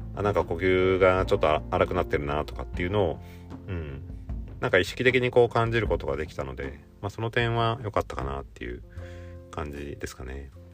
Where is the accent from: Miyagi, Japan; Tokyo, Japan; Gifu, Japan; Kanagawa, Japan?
Gifu, Japan; 岐阜県出身なんですけど